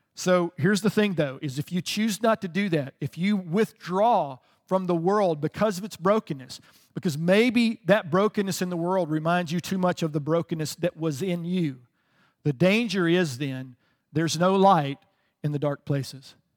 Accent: the South, United States; I grew up in the South

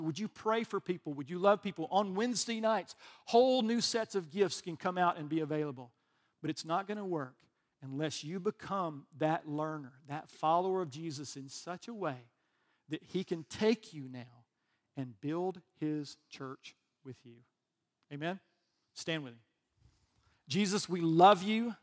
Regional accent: Alabama, United States; I'm from Alabama

